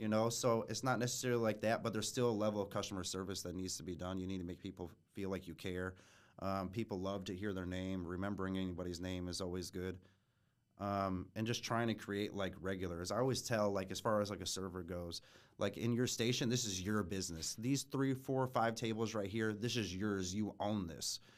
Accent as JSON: {"language": "English", "town": "Fort Wayne", "region": "Indiana", "country": "United States", "tie": "born or raised there", "also_born_or_lived": "Schererville, Indiana / Munster, Indiana", "said": "grew up here in Fort Wayne. Um, was born in Shereville, Munster."}